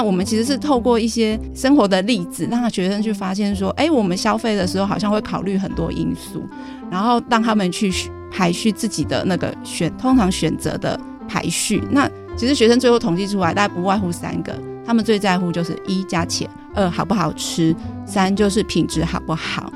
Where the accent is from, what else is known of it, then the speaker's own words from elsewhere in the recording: Taipei, Taiwan; 因为我是台北市长大的